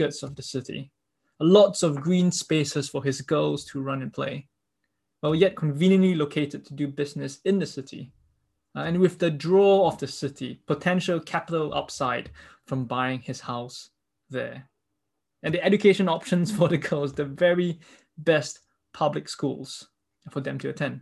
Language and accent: English; Singapore; Being Singaporean, I've been trained by my government with the propaganda that feeds to me to think pragmatically